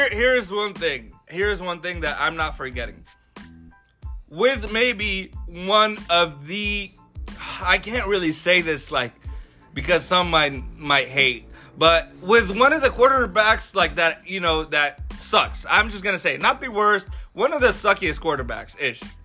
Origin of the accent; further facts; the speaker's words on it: Alexandria, Alexandria Governorate, Egypt; now in Los Angeles, United States; born and raised in Egypt, in the heart of Alexandria City